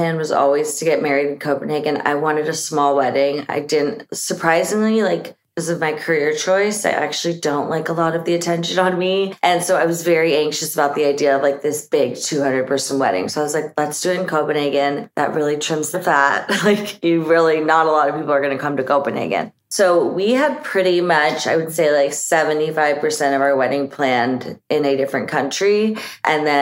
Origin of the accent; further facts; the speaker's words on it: San Diego, California, United States; also born or lived in Nashville, Tennessee / Long Beach, California; that's my hometown